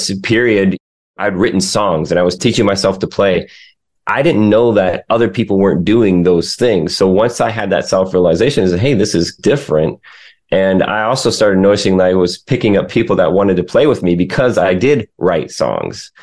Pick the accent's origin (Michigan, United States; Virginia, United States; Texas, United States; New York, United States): Michigan, United States; now in the Carolinas, United States; I grew up in Michigan